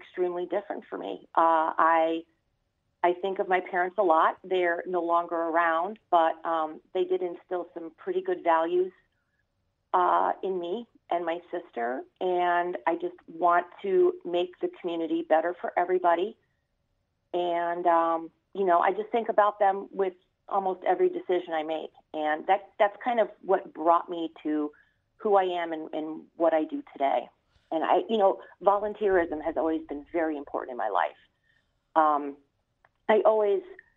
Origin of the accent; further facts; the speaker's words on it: New York City, New York, United States; also born or lived in Dane County, Wisconsin; now in Wisconsin, United States; I was born in Brooklyn. You know, you can tell by my accent